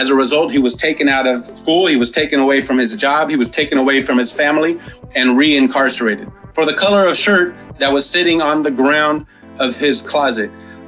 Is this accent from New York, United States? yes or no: no; San Diego, California, United States; Although I grew up in Linda Vista, Southeast has kind of been my adopted community and place where I've, you know, raised both of my sons and where I'm currently raising my third son.